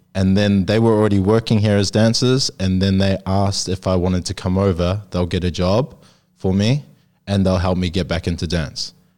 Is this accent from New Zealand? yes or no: yes; New Zealand; now in Sydney, Australia; I'm from New Zealand. Uh, I'm Māori